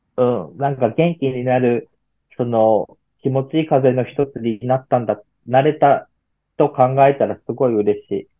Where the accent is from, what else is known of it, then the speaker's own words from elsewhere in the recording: Miyazaki, Japan; moved away; 地元地元の宮崎県